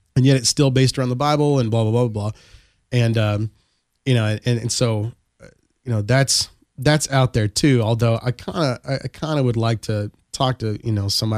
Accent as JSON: {"language": "English", "region": "Texas", "country": "United States", "said": "I am from Texas"}